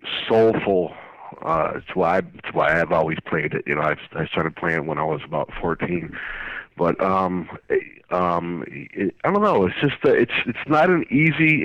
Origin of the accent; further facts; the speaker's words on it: Springfield, Massachusetts, United States; I grew up in Springfield and Forest Park.